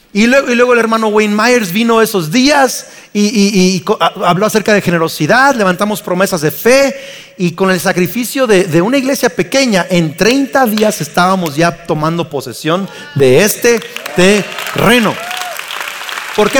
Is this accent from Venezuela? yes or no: no; Mexico